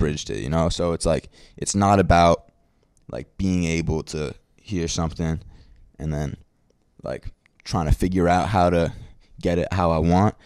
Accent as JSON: {"language": "English", "town": "New York City", "region": "New York", "country": "United States", "said": "I'm from Brooklyn"}